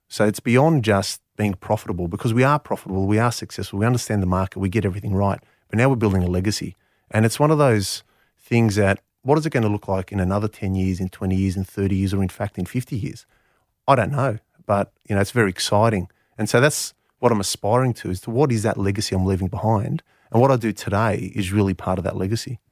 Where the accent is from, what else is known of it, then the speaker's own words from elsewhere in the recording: Canberra, Australian Capital Territory, Australia; first language Greek; English is a second language; having been born and bred in Canberra